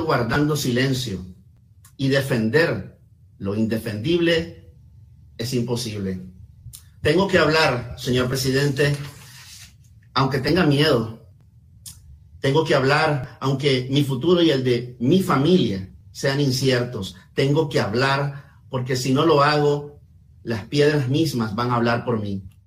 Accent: Nicaragua; la dictadura de mi país

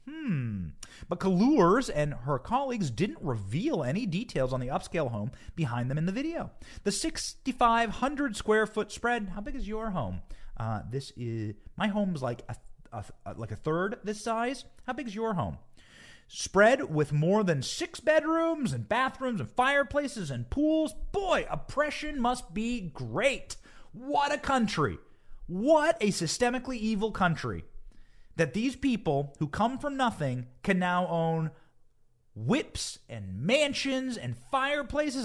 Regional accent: Cedar Rapids, Iowa, United States; my hometown of Cedar Rapids, Iowa

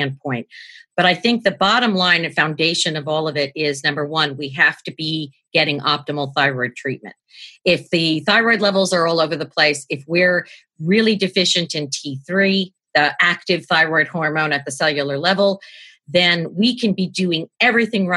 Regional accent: New York, United States; I'm from New York

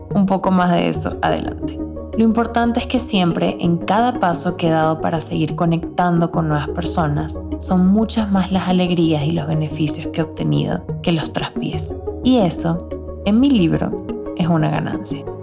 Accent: Barquisimeto, Lara, Venezuela; moved away as an adult; also born or lived in Caracas / Spain; now in Mexico; De mis amigas con las que crecí en Barquisimeto, en mi ciudad natal

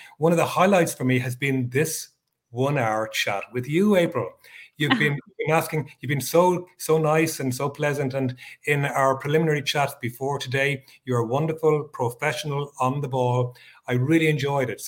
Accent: Ireland; I am based in Europe, in little old Ireland

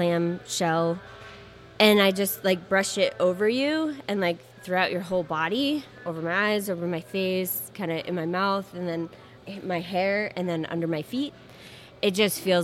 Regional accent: Maine, United States; I grew up in Wabanaki territory, so what is now Maine.

